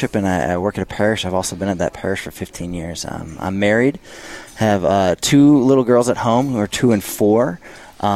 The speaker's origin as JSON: {"language": "English", "town": "St. Louis", "region": "Missouri", "country": "United States", "also_born_or_lived": "Minnesota", "moved": "yes", "said": "I'm from St. Louis, Missouri"}